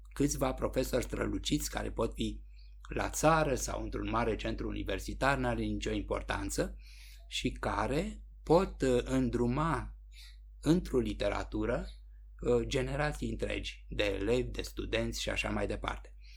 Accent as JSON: {"language": "Romanian", "country": "Romania", "said": "suntem români"}